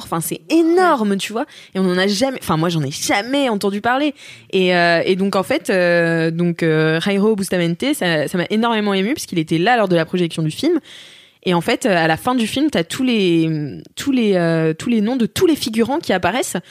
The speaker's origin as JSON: {"language": "French", "country": "France", "said": "en tant que française"}